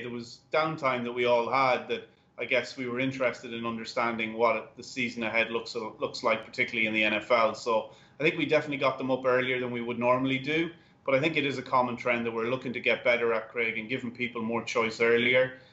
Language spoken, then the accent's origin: English; Ireland; now in United States; I'm Irish